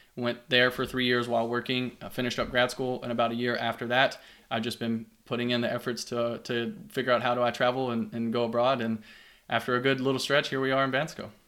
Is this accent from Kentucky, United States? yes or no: yes; Hodgenville, Kentucky, United States; also born or lived in Louisville, Kentucky; I grew up in a small town called Hodgenville, Kentucky, little farm town about an hour south of there